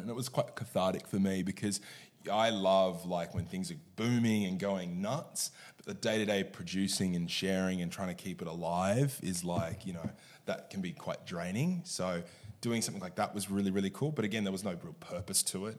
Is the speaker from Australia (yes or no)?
yes; Sydney, New South Wales, Australia; I was born and bred in Sydney